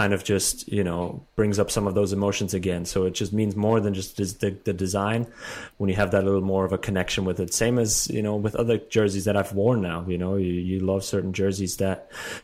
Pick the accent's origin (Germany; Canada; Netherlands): Germany; born or raised there; moved away as an adult; now in United States